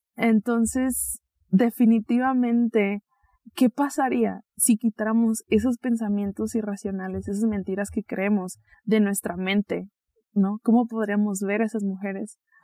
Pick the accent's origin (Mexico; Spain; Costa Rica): Mexico; Mexicali, Baja California; now in Guadalajara, Mexico; pronto me voy a estar mudando a mi natal Mexicali